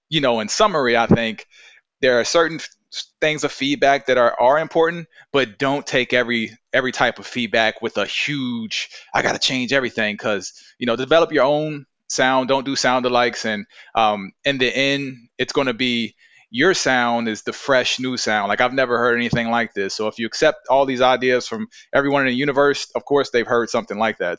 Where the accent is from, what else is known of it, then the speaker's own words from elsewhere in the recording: Virginia, United States; I'm from Virginia, I'm like a old-fashioned guy